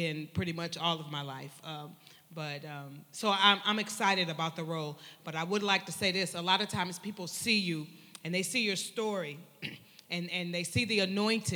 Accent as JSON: {"language": "English", "town": "Benton Harbor", "region": "Michigan", "country": "United States", "tie": "born or raised there", "moved": "yes", "lives_now": "Virginia, United States", "said": "I am originally born and raised in Michigan, Benton Harbor, Michigan. I now reside in Virginia"}